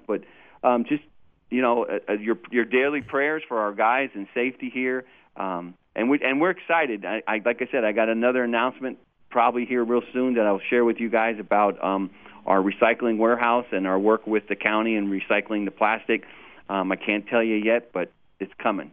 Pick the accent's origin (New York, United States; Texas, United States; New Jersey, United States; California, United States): California, United States; now in Martinsburg, United States; I, I'm from California